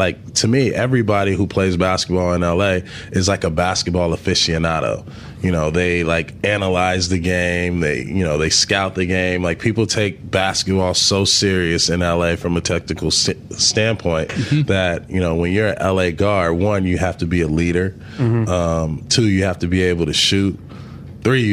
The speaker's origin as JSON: {"language": "English", "town": "Los Angeles", "region": "California", "country": "United States", "tie": "born or raised there", "said": "growing up in South Central"}